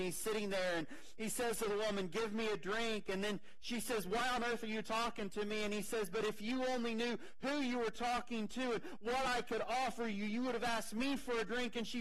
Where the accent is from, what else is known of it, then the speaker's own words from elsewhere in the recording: United States; we're American